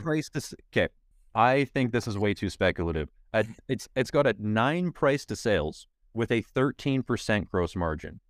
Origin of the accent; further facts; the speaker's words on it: Canada; I'm a Canadian